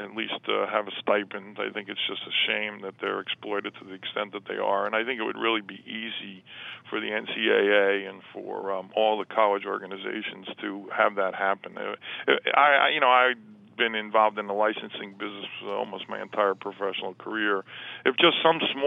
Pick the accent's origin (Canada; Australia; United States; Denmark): United States; New Jersey; I'm an Italian from New Jersey